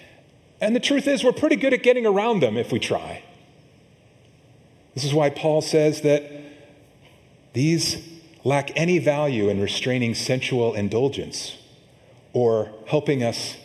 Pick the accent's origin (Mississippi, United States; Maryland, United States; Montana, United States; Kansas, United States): Montana, United States; now in California, United States; I grew up in Montana